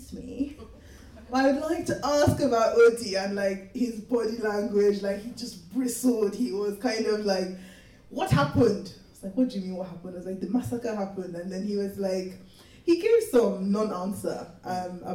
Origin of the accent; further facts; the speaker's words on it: Lagos, Nigeria; moved away; I grew up in Lagos. I was born there